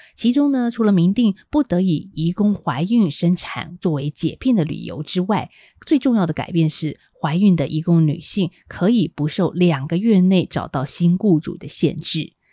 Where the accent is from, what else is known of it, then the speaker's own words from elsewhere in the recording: Taiwan; 我们台湾人